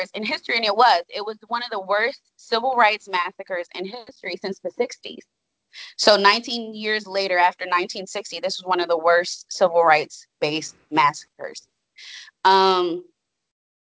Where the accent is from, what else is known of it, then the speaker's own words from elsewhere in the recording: Washington, District of Columbia, United States; moved away as an adult; also born or lived in Greensboro; I'm not from Greensboro. I'm from DC. I'm from the DC metro area.